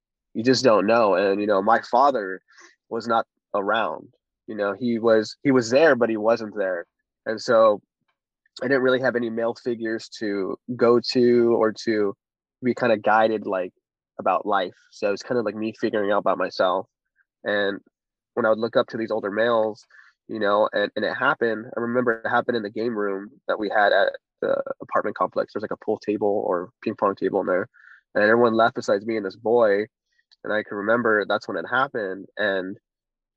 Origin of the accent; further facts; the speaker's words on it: Orange County, California, United States; I'm 29, born and raised